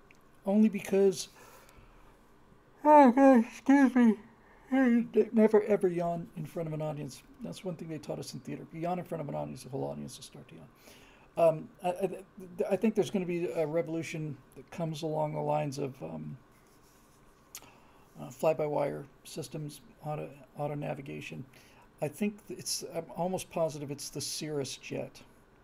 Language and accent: English; California, United States; also born or lived in Bermuda / Florida; I grew up in Bermuda, Florida, and California.